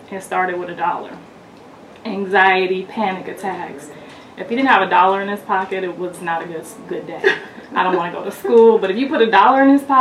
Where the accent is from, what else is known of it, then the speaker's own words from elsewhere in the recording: Ohio, United States; now in California, United States; I'm originally from Ohio, but I moved out to California pursuing um, film and television and ended up getting married and having kids and got distracted.